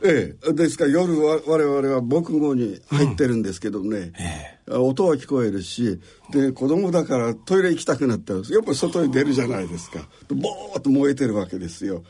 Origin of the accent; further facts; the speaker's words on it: Koriyama, Fukushima, Japan; 福島県の郡山市です。